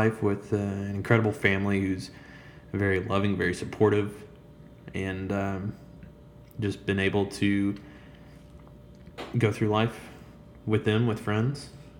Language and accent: English; Chattanooga, Tennessee, United States; born and raised in Chattanooga, Tennessee